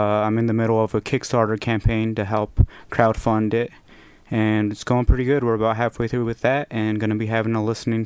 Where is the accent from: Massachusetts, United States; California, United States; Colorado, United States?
Colorado, United States; Alamosa; moved away as an adult; now in Longmont, United States; I'm originally from Southern Colorado, down in Alamosa, and moved up this way in about 2012